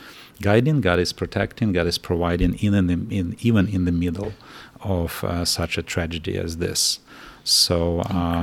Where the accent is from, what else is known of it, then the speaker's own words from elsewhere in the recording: Kyiv, Ukraine; I'm from Ukraine and lived all my life in Ukraine.